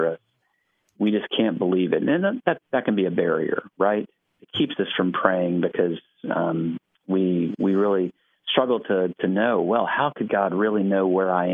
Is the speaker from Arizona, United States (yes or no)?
no; Alabama, United States; moved away as an adult; now in Knoxville, United States; I grew up in Alabama, and my family continues to live mostly in Alabama